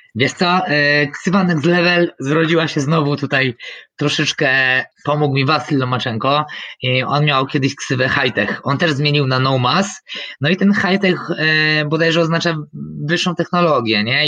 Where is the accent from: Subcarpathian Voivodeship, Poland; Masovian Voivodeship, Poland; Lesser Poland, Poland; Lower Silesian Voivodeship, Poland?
Lesser Poland, Poland; Michałowice; ja jestem tutaj z Michałowic koło Krakowa